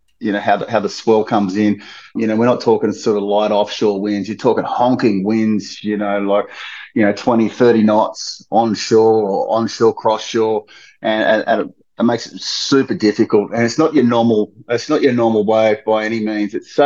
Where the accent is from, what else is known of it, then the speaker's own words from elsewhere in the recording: Sydney, New South Wales, Australia; I'm 47 from the Northern Beaches in Sydney. Yeah, I started off surfing at North Narrabeen